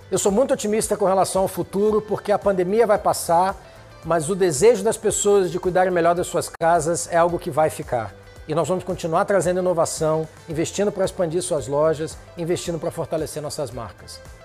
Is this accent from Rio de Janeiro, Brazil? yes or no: yes; Rio de Janeiro, Brazil; Eu sou carioca